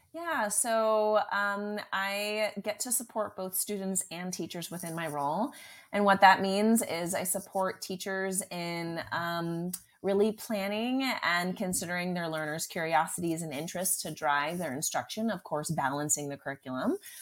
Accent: Southern California, United States; I grew up in California, Southern California

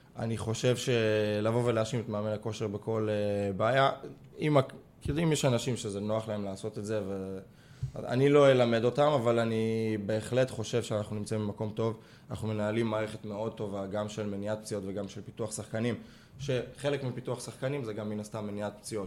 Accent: Israel; גם אני ישראלי, ואני מכיר את התרבות ספורט פה

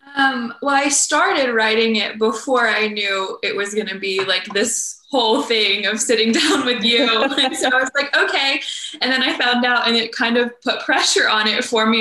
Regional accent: Ohio, United States; I grew up in the Methodist Church in Ohio.

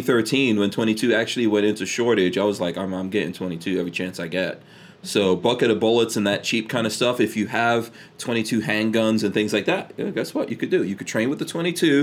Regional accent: New York, United States; moved away; I remember growing up in New York

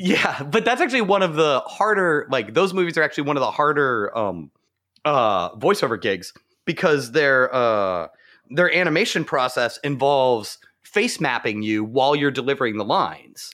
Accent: Arizona, United States; moved away; I grew up in Arizona

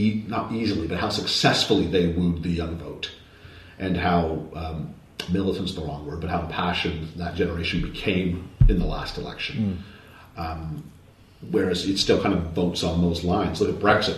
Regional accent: Canada; I'm from Canada

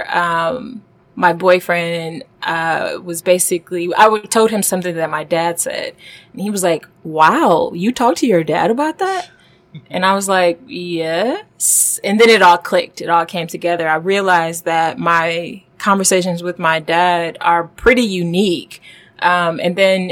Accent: Detroit, Michigan, United States; moved away as an adult; also born or lived in Washington, D.C. / Silicon Valley; now in New York, United States; I am from Detroit.

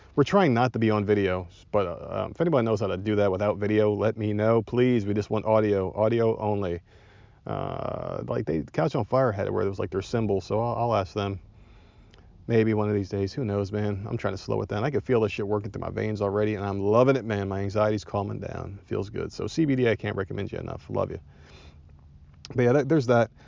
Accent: South Carolina, United States; I'm from South Carolina

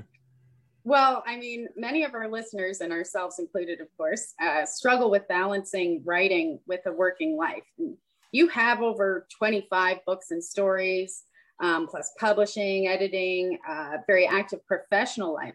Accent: Nova Scotia, Canada; I grew up in Nova Scotia

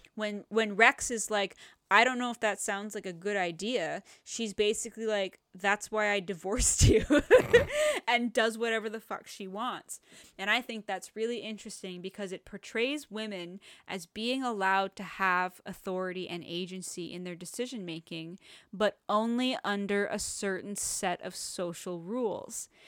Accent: Canada; we're Canadian

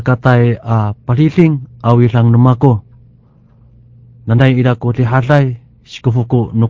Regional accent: Kaohsiung, Taiwan; 我来自高雄

